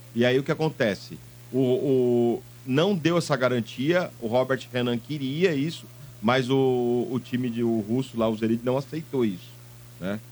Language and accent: Portuguese; Santos, São Paulo, Brazil; eu nasci em Santos, eu tenho um puxa CS maldito